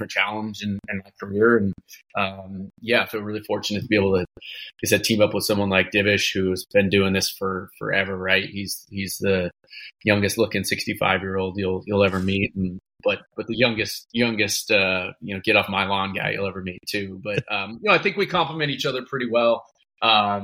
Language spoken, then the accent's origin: English; Seattle, Washington, United States; I grew up in North End, went to Mount Lake Terrace High School